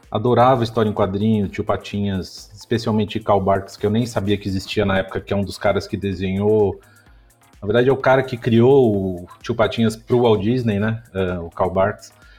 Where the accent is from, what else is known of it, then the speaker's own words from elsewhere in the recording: São Paulo, Brazil; also born or lived in Austin, Texas; eu nasci em São Paulo. Uh, eu sou paulistano